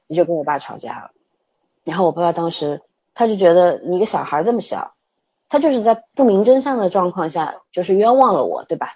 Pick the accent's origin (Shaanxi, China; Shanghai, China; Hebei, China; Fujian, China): Shanghai, China; also born or lived in Beijing; 我那时候刚从北京回上海